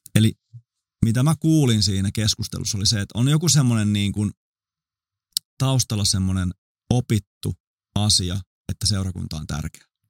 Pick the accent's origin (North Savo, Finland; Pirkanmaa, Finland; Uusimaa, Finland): Uusimaa, Finland; Vantaa; mä oon syntynyt Vantaalla